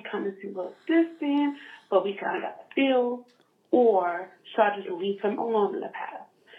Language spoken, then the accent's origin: English; Philadelphia, Pennsylvania, United States; I'm a Philadelphia girl.